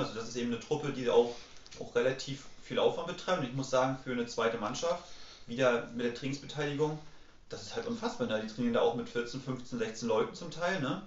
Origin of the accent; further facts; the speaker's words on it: Mecklenburg-Vorpommern, Germany; dadurch, dass ich halt aus Mecklenburg-Vorpommern komme, bin ich ja so zwangsweise Hansa ah. Rostock-Fan